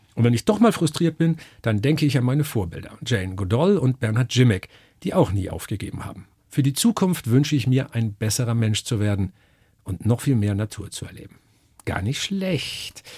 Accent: Northern Germany, Germany; ich komme aus Norddeutschland. Da bin ich geboren, meine ganze Familie, soweit man das zurückverfolgen kann, hat niemals woanders gewohnt

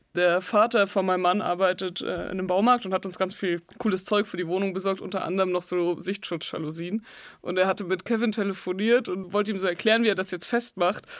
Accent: Nittenau, Bavaria, Germany; moved away; ich komme aus dem Dorf in der Oberpfalz, da ist einfach viel katholisch

